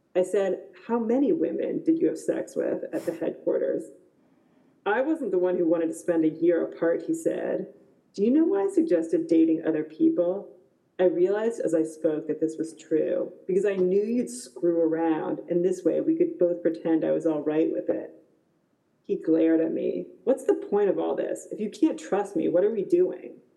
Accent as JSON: {"language": "English", "country": "United States", "said": "I'm American"}